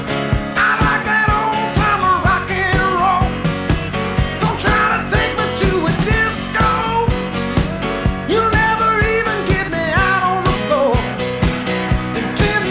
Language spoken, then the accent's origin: English; Seattle, Washington, United States; from Seattle, where I grew up